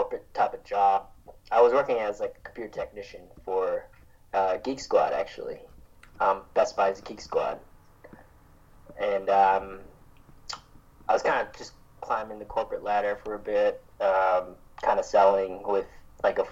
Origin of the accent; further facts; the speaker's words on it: South Dakota, United States; moved away as an adult; also born or lived in Thailand; now in Australia; my hometown in South Dakota